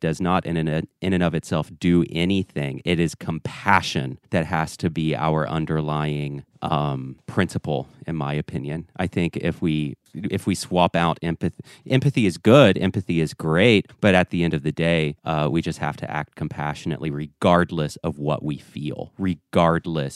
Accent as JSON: {"language": "English", "region": "the South", "country": "United States", "tie": "born or raised there", "said": "I was raised here in the South."}